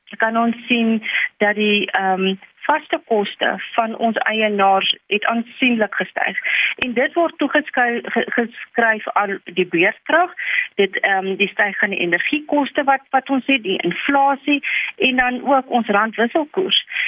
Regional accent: South Africa; as Suid-Afrikaners

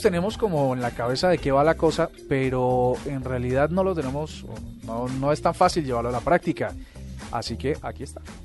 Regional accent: Colombia; somos los colombianos

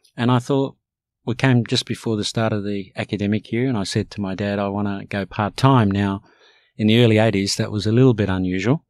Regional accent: Australia; English is a second language; also born or lived in Cairo, Egypt; I fundamentally came here as a young child and, and grew up here

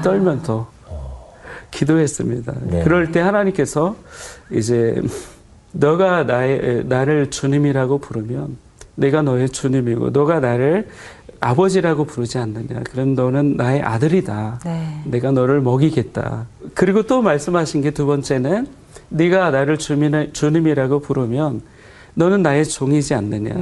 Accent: Suwon, Gyeonggi Province, South Korea; also born or lived in a mountain village (unnamed); 사실 저는 산골에서 태어나고 네. 이제 수원 쪽에는 이제 초등학교 들어갈 때쯤에 이사를 왔고요.

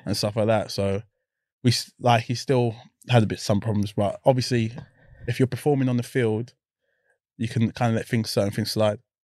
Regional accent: London, United Kingdom; growing up in South London, it's a mess, isn't it?

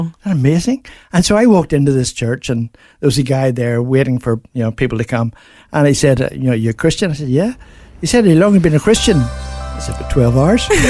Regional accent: Belfast, Northern Ireland, United Kingdom; moved away as an adult; now in Australia; I grew up in Belfast

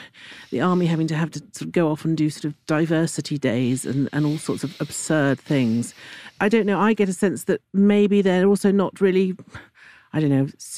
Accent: Italy; moved away; I grew up in Italy

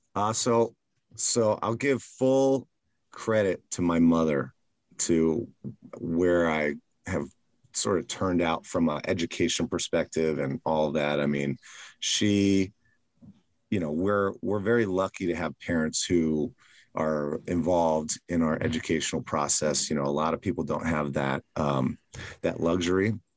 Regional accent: Silver Spring, Maryland, United States; now in New York City, United States; I was raised in Maryland, mm-hmm. in Silver Spring, Maryland, which is a pretty large suburb of Washington, D.C.

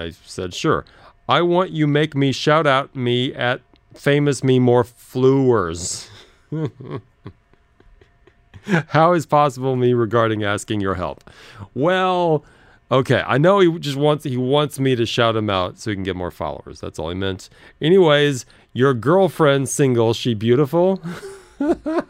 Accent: Los Angeles, California, United States; I said, Los Angeles

